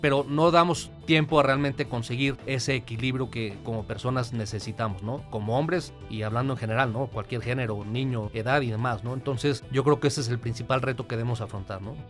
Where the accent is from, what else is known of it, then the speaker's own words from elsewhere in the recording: Mexico City, Mexico; moved away as an adult; now in Querétaro, Mexico; yo soy originario de la Ciudad de México